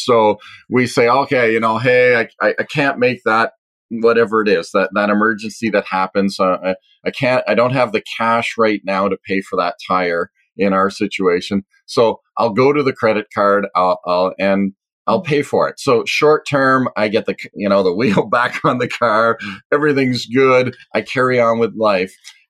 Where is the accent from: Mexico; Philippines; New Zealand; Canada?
Canada; are we just going to all as a Canadian economy just go wild